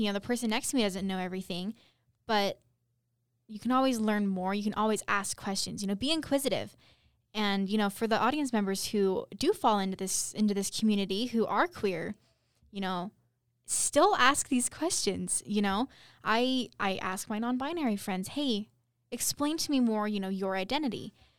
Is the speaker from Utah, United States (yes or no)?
yes; Utah, United States; You know, growing up in Utah and even, you know, in places where, you know, the Mormon culture is more prevalent